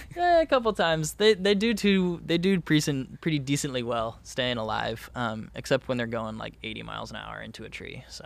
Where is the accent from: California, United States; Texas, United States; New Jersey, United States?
California, United States; Orange County, Southern; born and raised in Southern California in Orange County